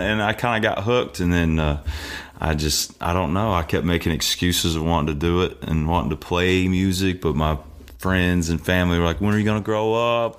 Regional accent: Indiana, United States; I'm from Indiana

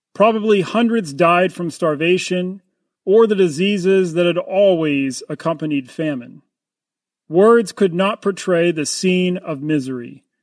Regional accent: United States; I'm an American

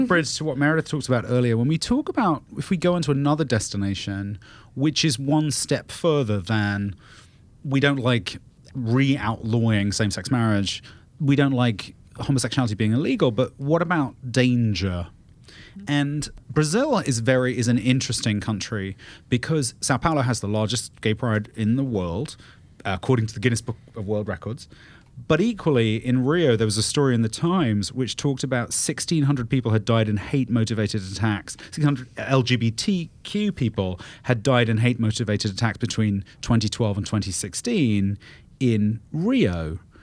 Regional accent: United Kingdom; moved away; I'm British

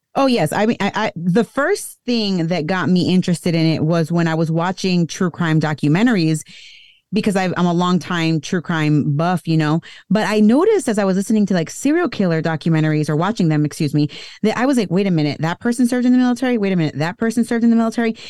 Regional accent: United States; I was born here in the U S

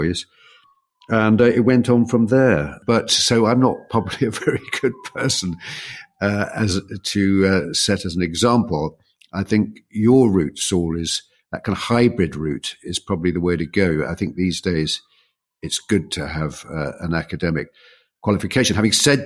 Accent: Kent, South East England, United Kingdom; I was brought up in Kent

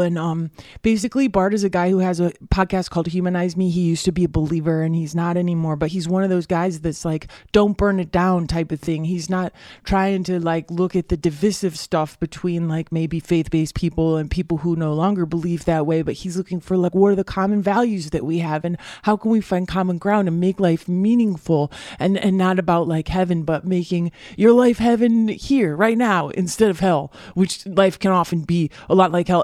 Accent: United States; as white guys growing up in America

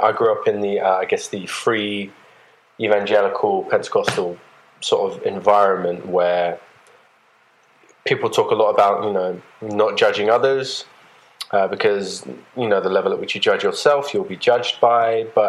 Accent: England, United Kingdom; now in Atlanta, United States; I'm from England originally. I live in Atlanta now.

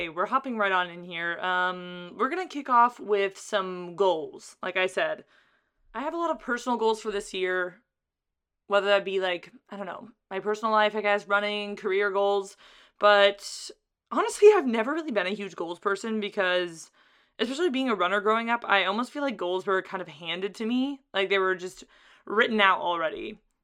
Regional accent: Carlsbad, California, United States; It's in my hometown

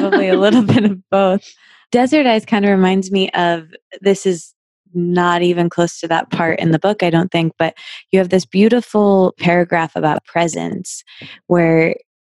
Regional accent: Michigan, United States; moved away as an adult; now in California, United States; I'm from the Midwest. I'm from Michigan

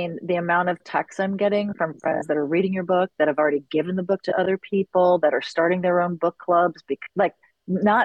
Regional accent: New York City, New York, United States; moved away as an adult; now in Los Angeles, United States; I was born and raised in New York City, in the city, in the West Village.

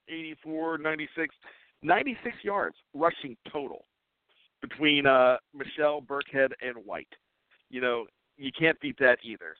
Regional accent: Western Pennsylvania, United States; moved away as an adult; also born or lived in Johnstown, Pennsylvania; now in Maryland, United States; I grew up in Western Pennsylvania.

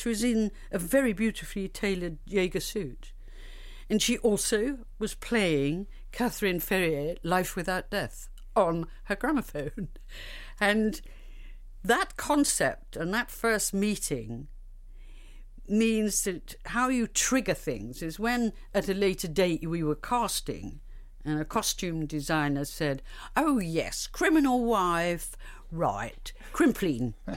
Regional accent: Liverpool, North West England, United Kingdom; I was redhead from Liverpool

